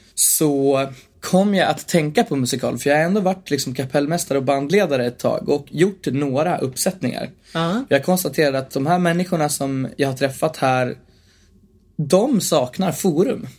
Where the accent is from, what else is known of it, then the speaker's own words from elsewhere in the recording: Bollnäs, Gävleborg County, Sweden; I Bollnäs, där jag också är uppvuxen.